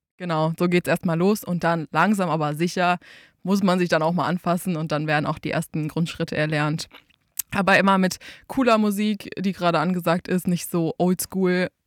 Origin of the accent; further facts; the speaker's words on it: Einbeck, Lower Saxony, Germany; ich komme aus Einbeck und war in Einbeck in der Tanzschule